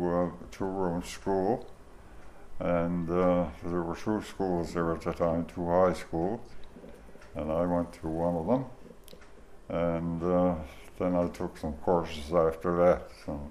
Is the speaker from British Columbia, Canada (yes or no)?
no; Hants Harbour, Newfoundland and Labrador, Canada; Well, I can certainly relate to the late 20s, and it was very poor times then, like it was everywhere in Newfoundland, and lots of serious illnesses. Of course, TB was rampant then, and Hants Harbor, of course, didn't escape many cases